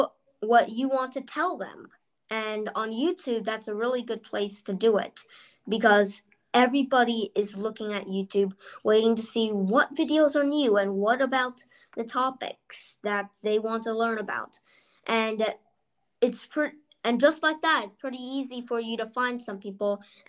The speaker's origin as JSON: {"language": "English", "region": "California", "country": "United States", "tie": "born there", "also_born_or_lived": "Texas / North Carolina / Bronxville / New York City", "said": "And I was born in California. I went to Texas. I went to North Carolina. I took a few trips to Bronxville. I moved to Bronxville. And then I moved to New York City. Then I moved to Austria."}